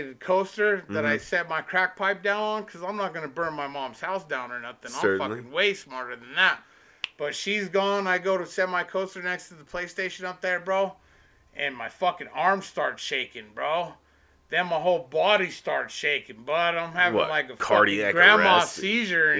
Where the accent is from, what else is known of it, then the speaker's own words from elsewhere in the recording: Denver, Colorado, United States; I was born at St. Joe's over there